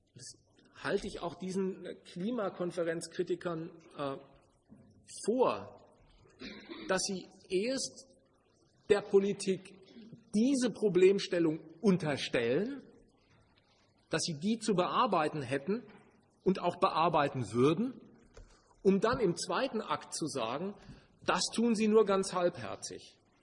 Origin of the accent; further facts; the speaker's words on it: Germany; Das war mit meiner Geburt entschieden. Ich war Deutscher